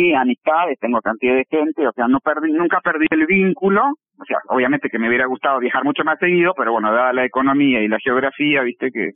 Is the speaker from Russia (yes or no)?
yes; Moscow, Russia; moved away as an adult; now in Uruguay; soy nacida en Moscú, soy este, moscovita, de nacimiento, de crianza y de sentimiento, digamos, y viví hasta el año 88. Me fui con 22, casi 23 años para acá, para Uruguay